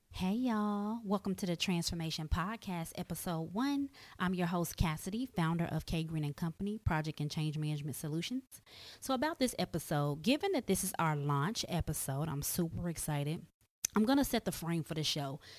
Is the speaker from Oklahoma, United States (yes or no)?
yes; Tulsa, Oklahoma, United States; I was born and raised in Tulsa, Oklahoma